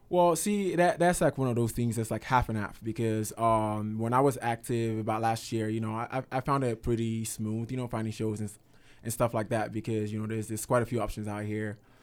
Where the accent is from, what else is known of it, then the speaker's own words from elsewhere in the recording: Nigeria; I'm Nigerian